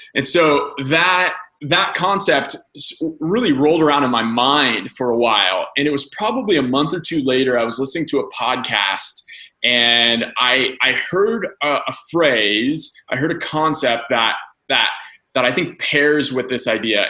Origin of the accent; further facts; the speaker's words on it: Andrews, Indiana, United States; moved away as an adult; now in California, United States; I, am originally from a small town called Andrews, Indiana.